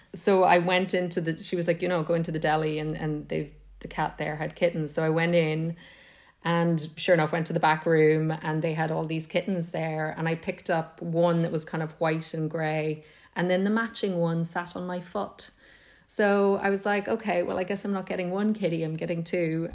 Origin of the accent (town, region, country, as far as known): Monaghan, Ulster, Ireland